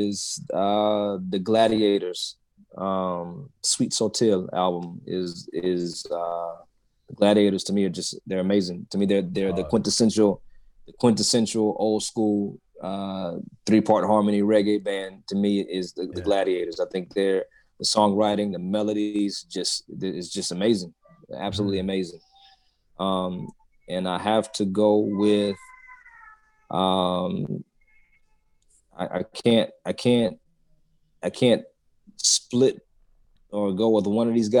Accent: Atlanta, Georgia, United States; I grew up in Atlanta

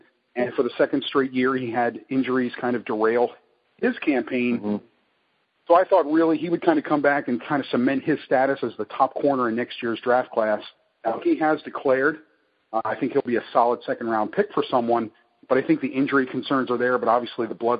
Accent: Lebanon, Pennsylvania, United States; he is from Lebanon, Pennsylvania, my hometown.

